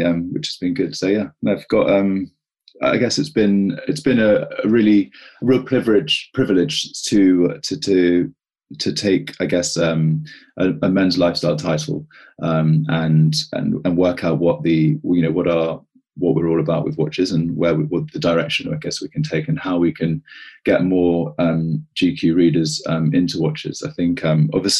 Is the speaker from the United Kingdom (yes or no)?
yes; United Kingdom; moved away as an adult; also born or lived in Australia; I've come back to the UK. As you can hear, I'm quite British